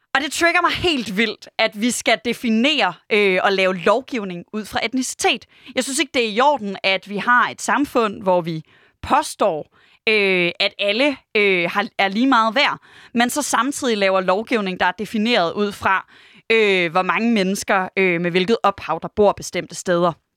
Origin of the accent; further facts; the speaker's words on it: Aarhus, Central Denmark Region, Denmark; jeg er vokset op i Høj, tæt på Gellerup